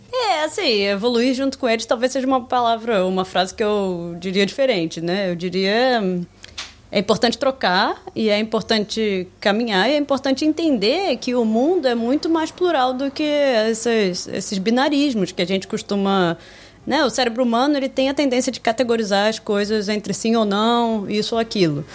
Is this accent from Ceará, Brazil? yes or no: no; Niterói, Rio de Janeiro, Brazil; moved away as an adult; also born or lived in Nova Iguaçu / Switzerland / Sweden / Brasília; now in Amsterdam, Netherlands; Eu nasci em Nova Iguaçu, no Rio de Janeiro. E saí de lá quando eu era pequena. Também fui morar em Niterói